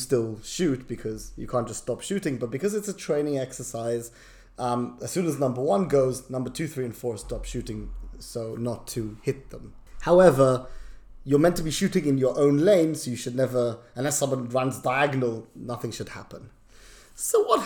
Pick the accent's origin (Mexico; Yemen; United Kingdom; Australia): United Kingdom; England; moved away as an adult; also born or lived in Israel; now in London, United Kingdom; I was from England